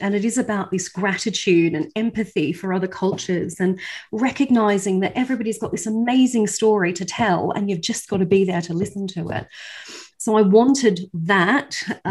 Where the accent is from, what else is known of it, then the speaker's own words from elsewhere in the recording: Australia; accent: not quite Australian; also born or lived in United Kingdom; And I'm, as you can probably tell by my not quite Australian accent, I'm British Australian. So I have both nationalities and both passports. And I've lived in both countries and taught in both countries.